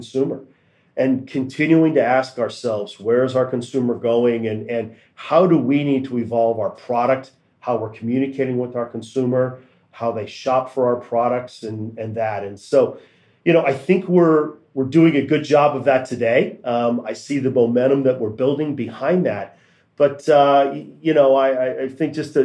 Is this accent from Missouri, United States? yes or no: yes; Kansas City, Missouri, United States; now in Greensboro, United States; I grew up in Kansas City, so I grew up around the brand and the hometown and seeing it there